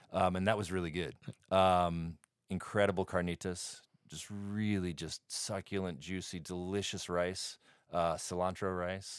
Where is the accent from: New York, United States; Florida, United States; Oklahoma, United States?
New York, United States; New York City; moved away; I grew up in Brooklyn